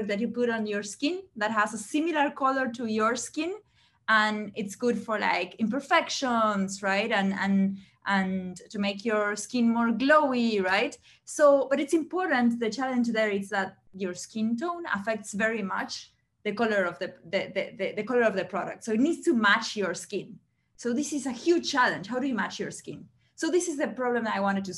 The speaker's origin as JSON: {"language": "English", "country": "Uruguay", "moved": "yes", "said": "I'm originally from Uruguay, from South America."}